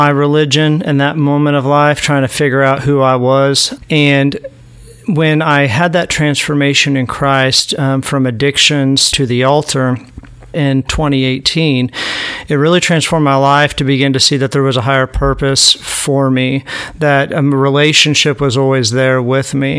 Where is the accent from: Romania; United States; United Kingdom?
United States; Southwest Missouri; I'm from Southwest Missouri